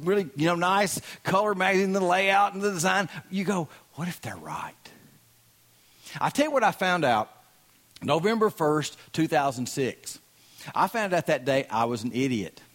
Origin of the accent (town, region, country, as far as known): Southern US, United States; accent: Southern